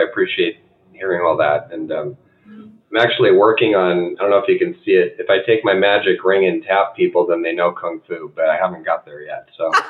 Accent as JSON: {"language": "English", "town": "San Diego", "region": "California", "country": "United States", "said": "I'm from San Diego, which that's where Seuss was."}